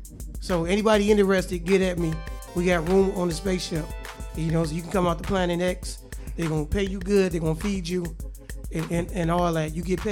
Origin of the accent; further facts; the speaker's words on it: Detroit, Michigan, United States; I was born in Detroit and born on Mars at the same time.